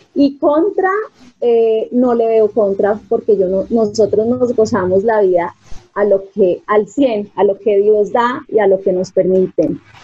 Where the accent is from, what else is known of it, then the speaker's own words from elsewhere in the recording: Bogotá, Colombia; yo soy bogotana, pero sí con sangre santanderiana